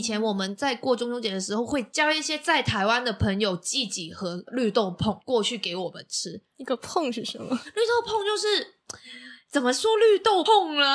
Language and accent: Chinese; Macau; now in Taiwan; 我是来自澳门的